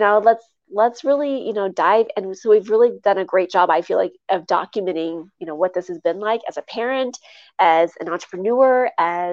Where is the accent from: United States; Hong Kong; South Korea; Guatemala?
United States; Midwest; I come from the Midwest, and I grew up on in the country.